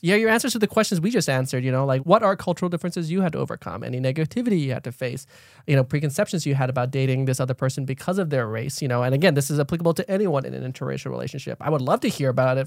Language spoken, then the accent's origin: English; Thailand; now in United States; I grew up in Thailand, being Lao